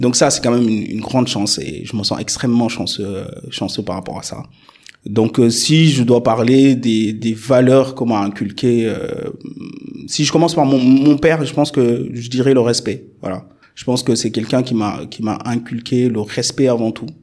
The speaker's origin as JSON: {"language": "French", "region": "Dakar suburbs", "country": "Senegal", "tie": "born or raised there", "also_born_or_lived": "Lyon, France / Paris, France", "moved": "as an adult", "said": "j'ai fait tout mon parcours scolaire dans la banlieue dakaroise jusqu'à mon bac au lycée Limamoulaye."}